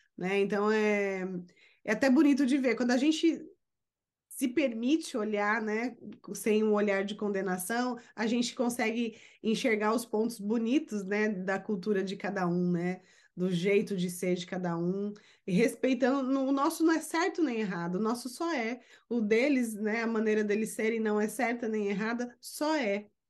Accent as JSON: {"language": "Portuguese", "country": "Brazil", "moved": "yes", "lives_now": "United States", "said": "sou brasileira e moro nos Estados Unidos"}